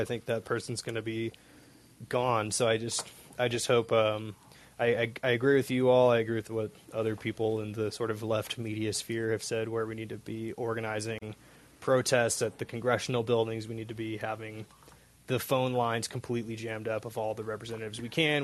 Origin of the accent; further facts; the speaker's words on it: Seattle, Washington, United States; now in Amanalco de Becerra, Mexico; I'm also originally from Seattle